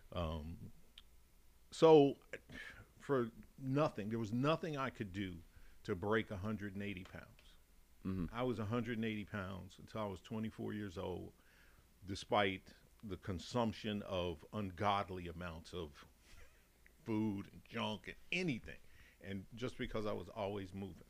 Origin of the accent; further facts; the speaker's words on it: Chicago, Illinois, United States; accent: Chicago Texan; moved away as an adult; also born or lived in Dallas, Texas; now in Massachusetts, United States; I'm originally from Chicago, mm-hmm. born and raised. So, 40 years in Chicago and then 10 years in Texas